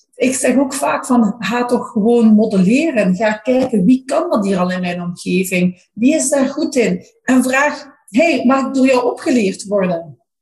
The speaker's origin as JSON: {"language": "Dutch", "region": "Flanders", "country": "Belgium", "said": "maar als Vlamingen"}